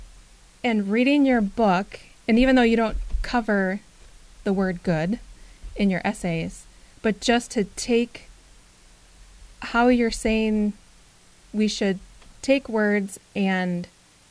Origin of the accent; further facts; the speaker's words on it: Minnesota, United States; I grew up in Minnesota, generations and generations of my family in Minnesota